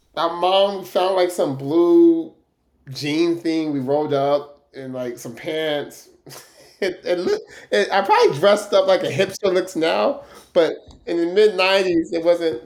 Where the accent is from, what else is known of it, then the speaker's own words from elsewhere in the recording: Stockton, California, United States; growing up in Stockton, the most diverse city